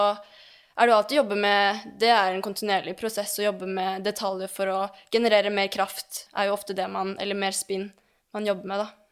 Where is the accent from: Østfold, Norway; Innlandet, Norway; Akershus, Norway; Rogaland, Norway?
Akershus, Norway; Lørenskog; jeg er oppvokst på teppet i Lørenskog